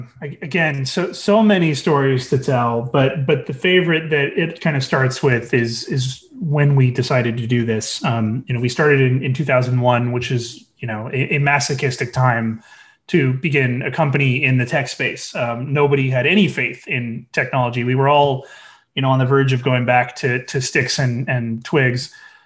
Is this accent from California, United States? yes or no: yes; California, United States; Our prior, we came from Orange County, which had 3 million people.